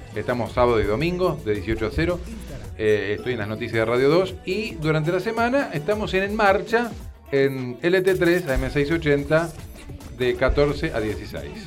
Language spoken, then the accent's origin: Spanish; Argentina; salimos dos de Argentina